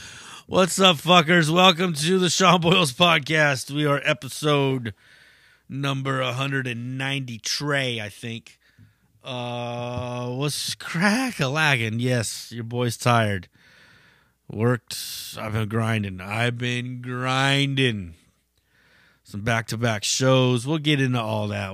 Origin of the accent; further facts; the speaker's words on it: Bay Area, California, United States; We're from the Bay Area